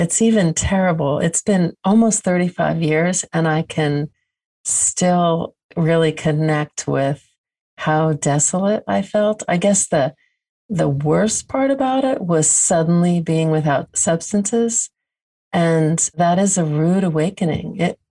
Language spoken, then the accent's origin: English; New Jersey, United States; I grew up not In New Jersey, which is near New York. So very urban, but upper middle class, quiet community.